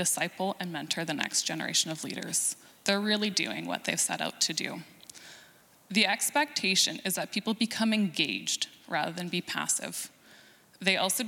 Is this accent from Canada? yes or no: yes; Canada; since we're Canadian